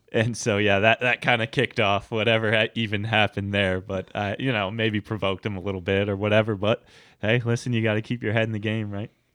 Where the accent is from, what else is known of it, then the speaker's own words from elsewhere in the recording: United States; also born or lived in Scotland; being American